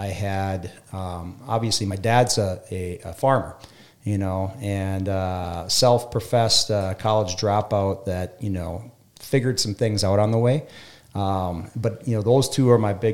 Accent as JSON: {"language": "English", "region": "West Central Minnesota", "country": "United States", "tie": "born or raised there", "said": "Being a kid from a town of 400 on the west central border of Minnesota."}